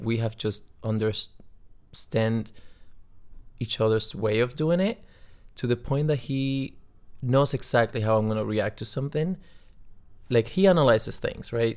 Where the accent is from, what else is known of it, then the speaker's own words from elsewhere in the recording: Cuba; moved away; I'm from Cuba